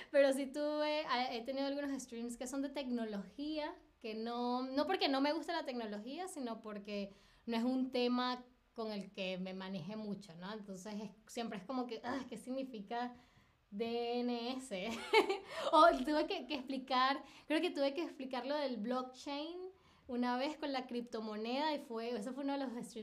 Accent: Caracas, Capital District, Venezuela; now in Berlin, Germany; 2018, eh, en septiembre de 2018 me vine de Caracas a Berlín.

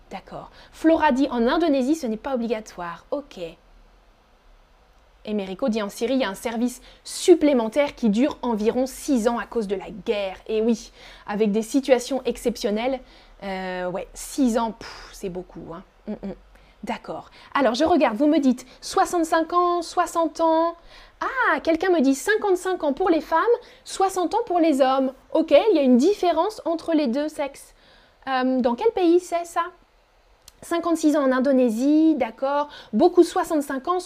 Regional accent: France; Avant, moi, quand j'étais petite en France, on n'avait pas école le mercredi.

